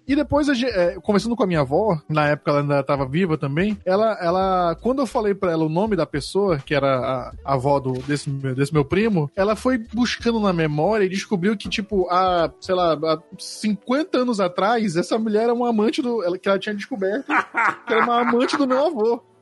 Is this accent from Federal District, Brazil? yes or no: no; Manaus, Amazonas, Brazil; eu sou natural aqui de Manaus, nasci aqui